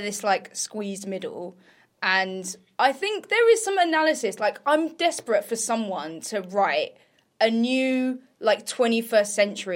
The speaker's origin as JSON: {"language": "English", "area": "near Essex", "region": "East of England", "country": "United Kingdom", "tie": "born or raised there", "said": "I grew up near Essex"}